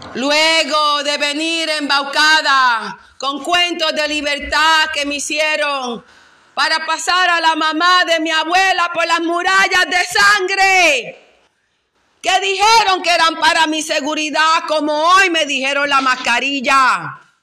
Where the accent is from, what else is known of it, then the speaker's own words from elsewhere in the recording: Loíza, Puerto Rico; en Loíza nosotros somos hijos de África